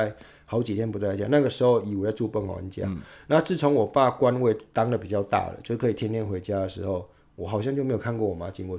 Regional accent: Yunlin County, Taiwan; also born or lived in Tainan; 我通常都会两个一起讲，我是说我是台南人，但是我其实是云林云林的这样。那通常没有人会这么啰嗦啦，就讲一个地方就好了。只是我也觉得说，呃，这个对我的影响就是说，我很以云林出来的这个小孩子为荣

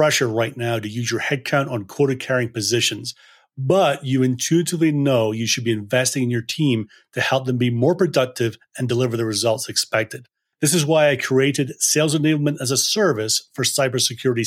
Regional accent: Scotland, United Kingdom; I'm a sales guy and I'm from Scotland

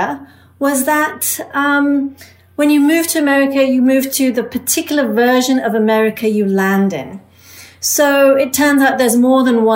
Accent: England, United Kingdom; moved away; I was an immigrant growing up in England

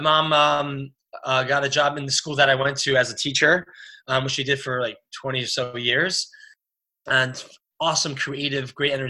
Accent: New Haven, Connecticut, United States; also born or lived in Crown Heights, Brooklyn, New York; I grew up in New Haven, which had a really small Chabad community

